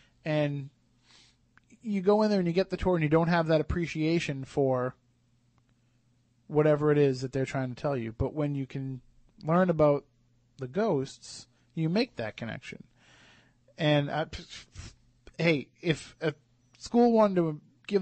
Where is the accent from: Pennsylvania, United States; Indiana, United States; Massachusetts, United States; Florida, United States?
Massachusetts, United States; Plymouth; as a kid, especially growing up in Plymouth